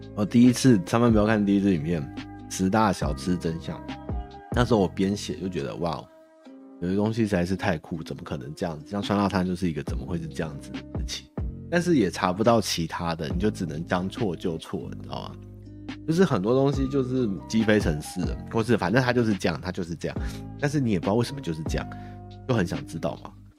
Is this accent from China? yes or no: no; Taiwan; 我们台湾人他妈超怪